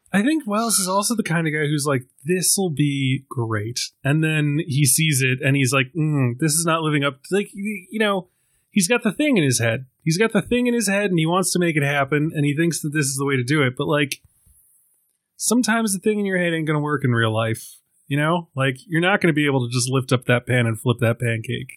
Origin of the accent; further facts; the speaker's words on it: Ireland; being an Irishman